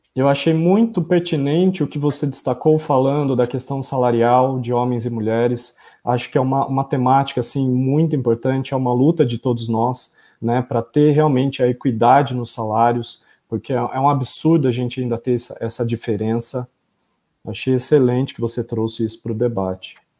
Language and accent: Portuguese; São Pedro, São Paulo, Brazil; São Pedro, que é interior de São Paulo, né, que é um local, né, minha terra natal